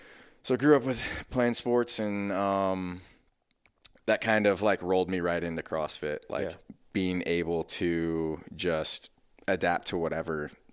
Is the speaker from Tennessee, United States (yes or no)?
yes; Brentwood, Tennessee, United States; So, I grew up in Brentwood. Mom, dad, older brother, older sister, golden retriever. Suburban Brentwood